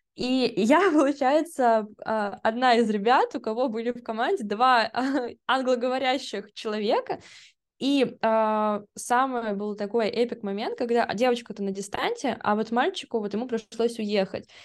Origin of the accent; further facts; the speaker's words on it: Russia; Я была одна из России